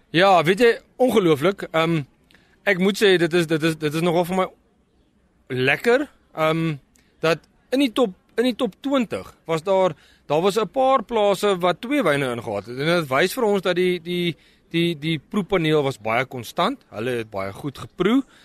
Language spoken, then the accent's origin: Afrikaans; South Africa; ons as Suid-Afrikaners